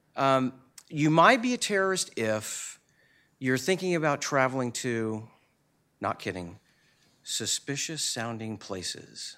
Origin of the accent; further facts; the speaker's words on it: Southwest Missouri, United States; I'm from Southwest Missouri